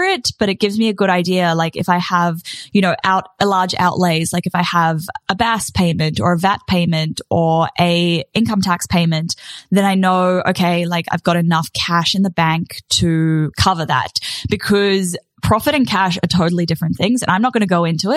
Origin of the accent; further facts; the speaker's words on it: New Zealand; now in Australia; as a Kiwi